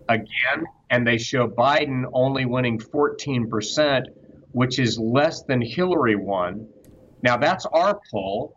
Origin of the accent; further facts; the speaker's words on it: Georgia, United States; the Democratic Party that I grew up mm. seeing in Georgia, in my home state